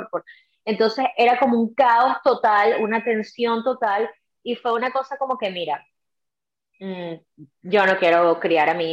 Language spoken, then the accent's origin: Spanish; Venezuela; moved away; Mi hijo. Yo tengo, yo tengo un hijo, tengo un hijo de, de 12 años y yo no salí de Venezuela, en mi caso no